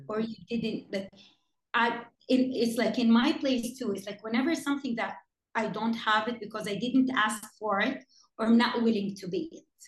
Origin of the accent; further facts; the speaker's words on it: Jeddah, Makkah Province, Saudi Arabia; my hometown Jeddah